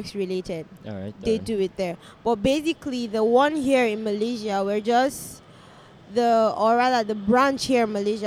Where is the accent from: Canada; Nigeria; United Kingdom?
Nigeria; Kaduna State; I am from Nigeria, and then I am from Kaduna State